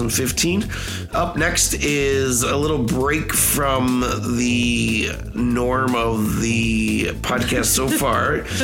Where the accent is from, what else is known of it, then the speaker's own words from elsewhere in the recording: Northern Indiana, United States; I'm from Northern Indiana, so I'm like straight up hip hop.